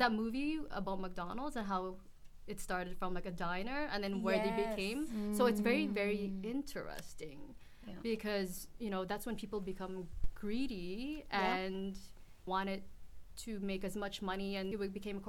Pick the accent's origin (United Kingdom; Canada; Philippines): Philippines; Philippines, I grew up in the Philippines and it seemed normal.